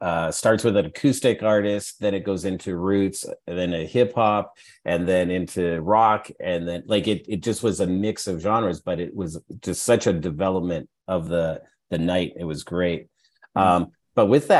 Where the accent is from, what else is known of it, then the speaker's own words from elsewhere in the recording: Edmonton, Alberta, Canada; When I was growing up in Edmonton, you're pretty secluded in Edmonton